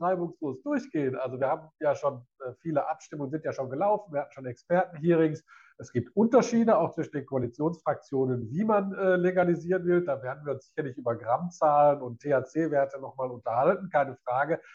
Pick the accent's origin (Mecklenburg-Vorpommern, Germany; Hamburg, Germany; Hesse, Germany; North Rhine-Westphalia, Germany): North Rhine-Westphalia, Germany; Essen; für meine Heimatstadt